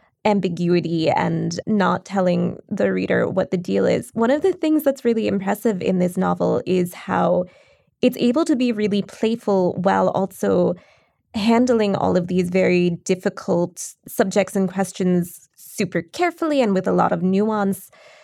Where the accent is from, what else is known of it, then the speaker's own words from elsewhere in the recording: Philadelphia, Pennsylvania, United States; And I grew up in Philly. We all respect it.